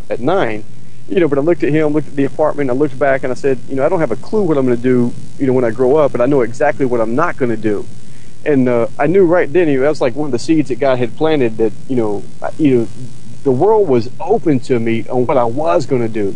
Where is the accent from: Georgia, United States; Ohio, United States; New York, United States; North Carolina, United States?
North Carolina, United States; growing up in North Carolina